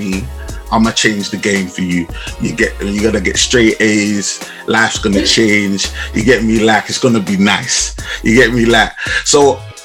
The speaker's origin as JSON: {"language": "English", "region": "London", "country": "United Kingdom", "tie": "born or raised there", "said": "I grew up in Southeast London"}